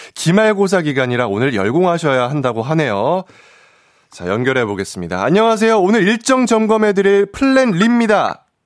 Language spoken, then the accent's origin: Korean; Seoul Capital Area, South Korea; 사투리에 상당히 취약한 수도권 출신, 수출, 청년 회장